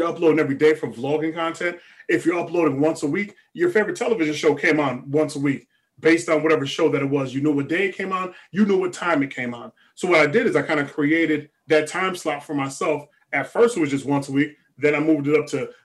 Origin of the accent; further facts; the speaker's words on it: Stratford, Connecticut, United States; I grew up in Stratford, which is right next door to Bridgeport, of course, south end of Stratford.